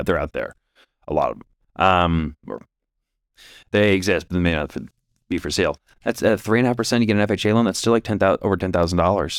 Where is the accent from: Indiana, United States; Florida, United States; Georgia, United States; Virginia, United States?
Indiana, United States; Indianapolis; we're from Indianapolis